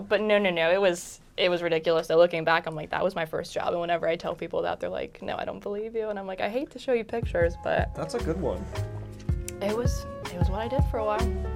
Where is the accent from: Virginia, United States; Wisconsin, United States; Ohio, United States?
Virginia, United States; Charlottesville; moved away as an adult; now in Richmond, United States; I grew up in Charlottesville, which is only a hop, skip, and a jump.